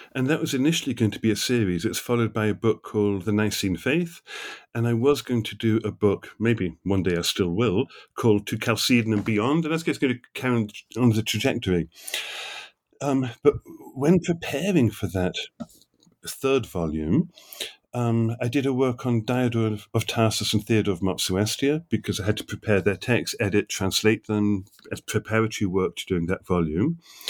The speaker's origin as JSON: {"language": "English", "region": "England", "country": "United Kingdom", "tie": "born or raised there", "also_born_or_lived": "New York", "moved": "as an adult", "said": "So I grew up in England, did my doctoral work in Oxford"}